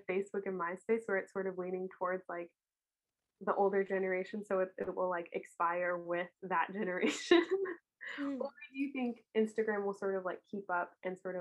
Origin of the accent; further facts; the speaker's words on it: United States; I grew up near Washington, D.C.